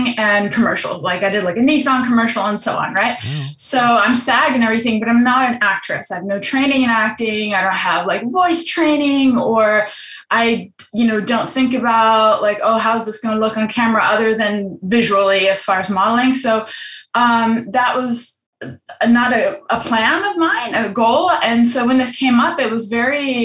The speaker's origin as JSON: {"language": "English", "country": "Germany", "moved": "yes", "said": "I'm from Germany."}